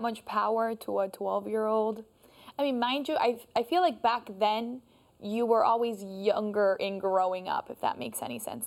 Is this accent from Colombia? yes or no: yes; Colombia; moved away; I am also from Colombia